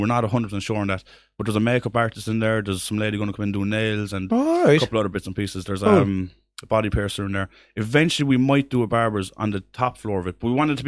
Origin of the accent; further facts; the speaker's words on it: Limerick, Munster, Ireland; I'm from Limerick